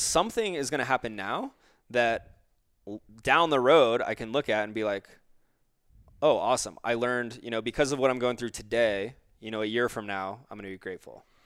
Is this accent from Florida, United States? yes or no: yes; Florida, United States; I grew up in Florida